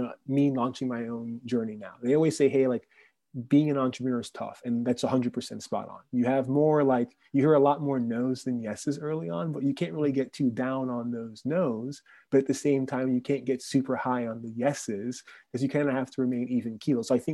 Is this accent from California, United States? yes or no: no; Orlando, Florida, United States; moved away; I grew up in Orlando